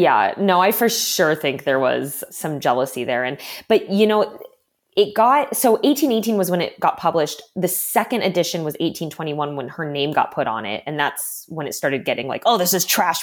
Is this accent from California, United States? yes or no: yes; Southern California, United States; now in Los Angeles, United States; I am a performer from Southern California.